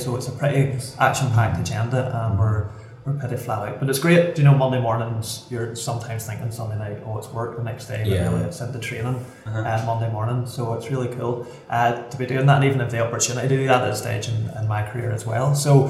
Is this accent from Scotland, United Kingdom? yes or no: no; Ballymoney, Northern Ireland, United Kingdom